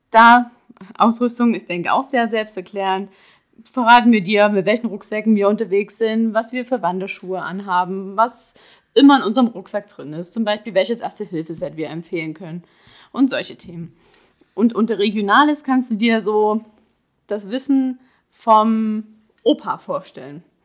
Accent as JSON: {"language": "German", "area": "Ore Mountains", "region": "Saxony", "country": "Germany", "tie": "born or raised there", "also_born_or_lived": "Dresden / Hamburg / Prague", "moved": "as an adult", "lives_now": "Swabia, Germany", "said": "Ich bin im Erzgebirge geboren, dort auch aufgewachsen"}